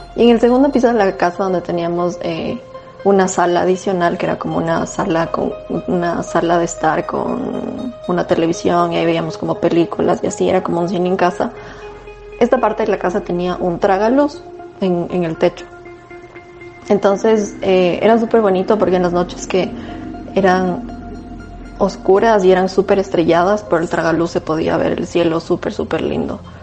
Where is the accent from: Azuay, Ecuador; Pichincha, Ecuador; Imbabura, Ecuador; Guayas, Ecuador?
Pichincha, Ecuador; Tumbaco; yo crecí en Tumbaco, la casa de mis papás estaba en Tumbaco en La Morita exactamente